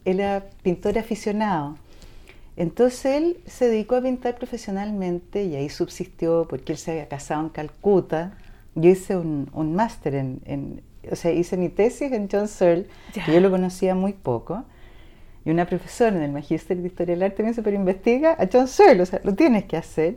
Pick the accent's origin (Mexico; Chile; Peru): Chile; somos chilenos, absolutamente chilenos